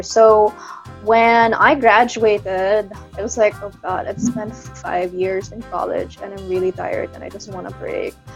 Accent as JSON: {"language": "English", "town": "Kidapawan", "region": "Soccsksargen", "country": "Philippines", "said": "I'm from Kidapawan City, that's in North Cotabato"}